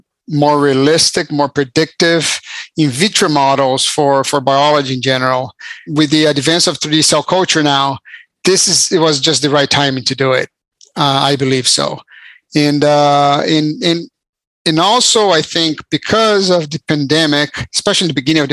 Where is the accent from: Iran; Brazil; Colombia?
Brazil; moved away as an adult; now in United States; I'm actually from Brazil. I moved to the US when I was 18 to go to college.